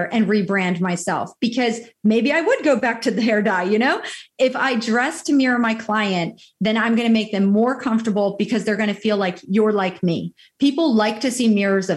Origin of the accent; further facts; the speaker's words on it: New York, New Jersey, Northeast, United States; moved away as an adult; now in Southwest Florida, United States; I came from the Northeast, you know, New York, New Jersey, that's my stomping grounds